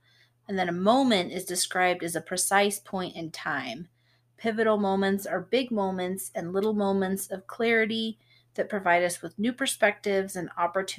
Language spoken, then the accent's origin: English; Laramie, Wyoming, United States; we're both from Laramie, but we haven't always lived in the same town.